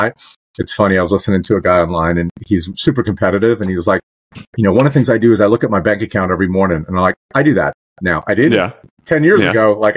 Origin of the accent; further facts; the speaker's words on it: New York, United States; moved away; I grew up in you know, people say New York, they think Manhattan. No. I was in like white trash